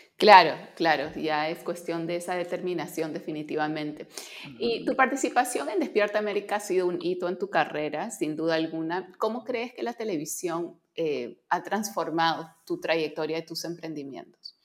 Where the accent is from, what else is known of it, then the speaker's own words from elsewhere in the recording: Peru; soy peruana